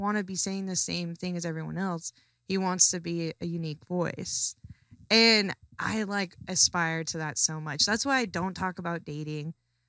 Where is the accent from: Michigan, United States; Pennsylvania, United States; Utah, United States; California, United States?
Utah, United States; I am from Utah.